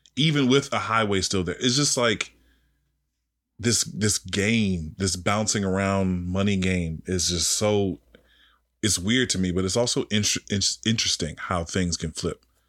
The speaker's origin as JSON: {"language": "English", "town": "Washington", "region": "District of Columbia", "country": "United States", "tie": "born or raised there", "said": "me being from D C, you know, that's my hometown."}